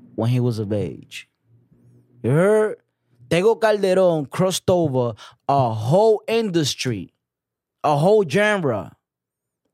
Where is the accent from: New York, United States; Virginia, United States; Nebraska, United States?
New York, United States; also born or lived in Dominican Republic; I'm a weird Dominican. Like, at 1993, come to this country, you know what I'm saying? And just, like, come into a spot, Harlem